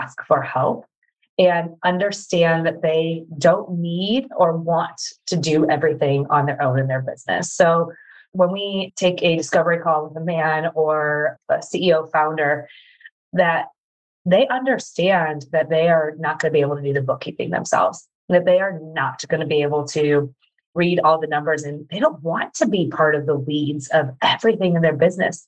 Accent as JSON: {"language": "English", "region": "Midwest", "country": "United States", "said": "I am a mama from the Midwest."}